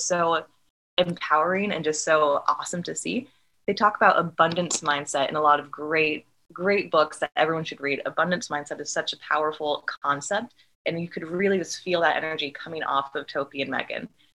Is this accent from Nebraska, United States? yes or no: yes; Omaha, Nebraska, United States; we grew up in Omaha and we were at different schools